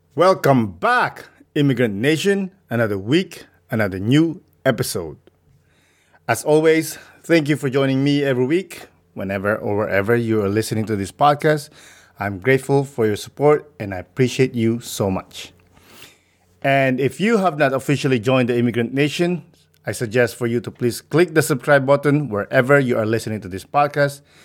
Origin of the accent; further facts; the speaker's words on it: Philippines; I grew up in the Philippines